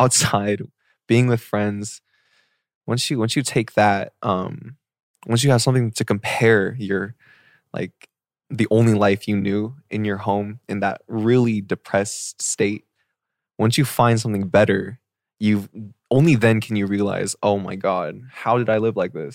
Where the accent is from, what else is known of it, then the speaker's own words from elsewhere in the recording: Seattle, Washington, United States; moved away; I was born and raised in Seattle, Washington